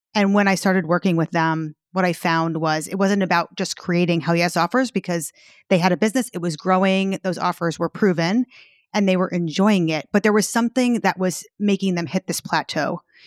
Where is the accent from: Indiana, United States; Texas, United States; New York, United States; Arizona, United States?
New York, United States; I'm from New York.